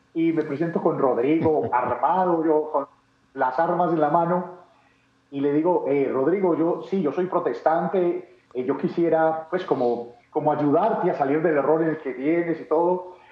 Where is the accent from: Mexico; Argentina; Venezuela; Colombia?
Colombia; Medellín, Antioquia; yo nací en Medellín, Medellín, Colombia. Eh, paisa.